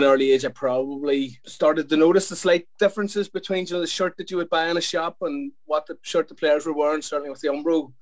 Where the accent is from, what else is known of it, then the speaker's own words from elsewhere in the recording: Belfast, Northern Ireland, United Kingdom; I'm from Belfast, in case the accent hasn't told you that yet.